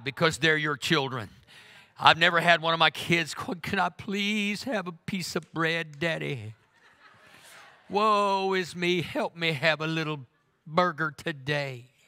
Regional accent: Oklahoma, United States; I'm from Oklahoma.

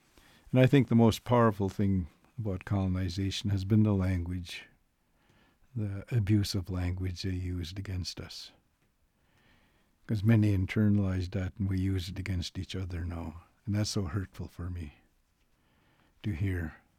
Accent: Canada; I'm going to make a statement of accountability here as a Canadian.

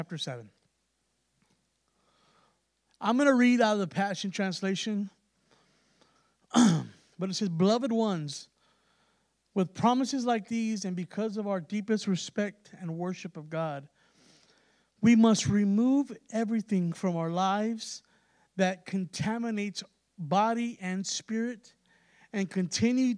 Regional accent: San Antonio, Texas, United States; we're from San Antonio, and everybody, primarily it's Hispanic there

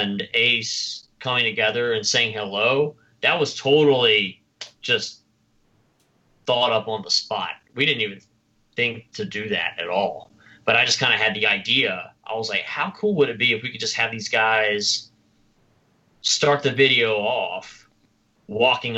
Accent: the South, United States; accent: Southern; my Southern accent

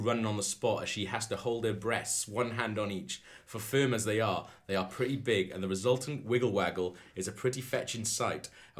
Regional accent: Welsh, Wales, United Kingdom; I am just Welsh.

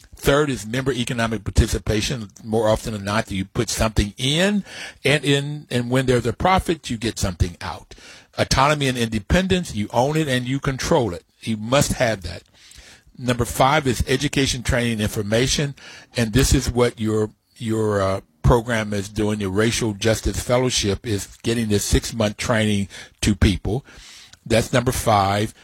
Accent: West Virginia, United States; When I grew up in West Virginia

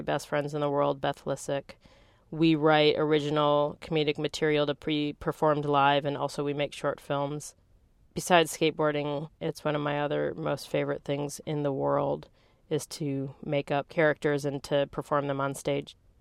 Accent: Green Bay, Wisconsin, United States; also born or lived in Santa Cruz, California; now in San Francisco, United States; I grew up in Green Bay, Wisconsin.

